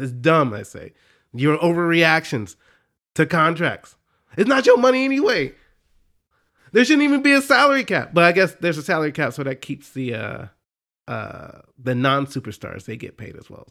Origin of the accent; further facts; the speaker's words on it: Dallas, Texas, United States; I grew up in Dallas